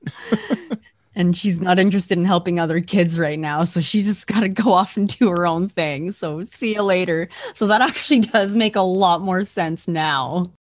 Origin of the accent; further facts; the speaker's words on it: Alberta, Canada; I am from Alberta, Canada